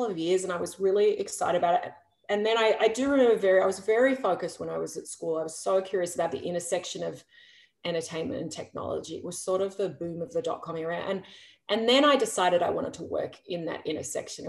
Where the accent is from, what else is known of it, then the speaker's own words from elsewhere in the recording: Geelong, Victoria, Australia; I grew up in Geelong